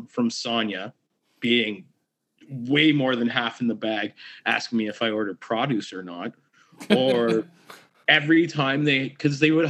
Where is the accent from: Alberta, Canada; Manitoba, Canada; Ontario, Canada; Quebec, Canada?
Ontario, Canada; Kingston; I'm from Kingston